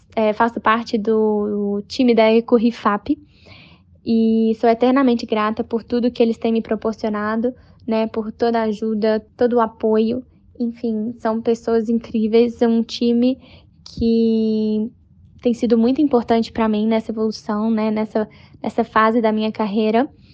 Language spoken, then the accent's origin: Portuguese; Brazil; Eu tenho 22 anos, sou brasileira